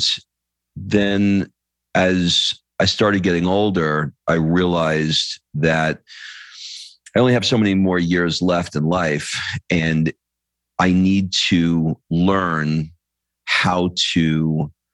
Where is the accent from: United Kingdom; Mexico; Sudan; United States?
United States; New York City, New York; I grew up in New York. My dad was an alcoholic and I got beat a lot. And the way that I dug myself out of a crappy Queens, New York apartment